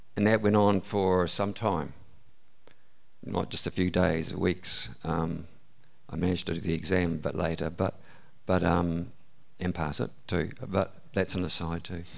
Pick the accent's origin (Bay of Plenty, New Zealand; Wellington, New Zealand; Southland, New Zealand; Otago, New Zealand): Southland, New Zealand; Gore; now in Warkworth, New Zealand; I was born in Southland, Gore. is where I grew up.